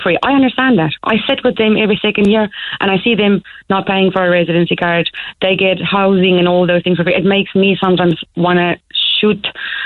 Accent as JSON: {"language": "English", "country": "South Africa", "moved": "as an adult", "lives_now": "Ireland", "said": "I'm from South Africa"}